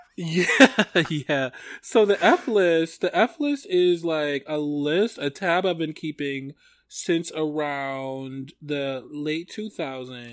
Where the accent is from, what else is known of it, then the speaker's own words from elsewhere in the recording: Detroit, Michigan, United States; I'm from Detroit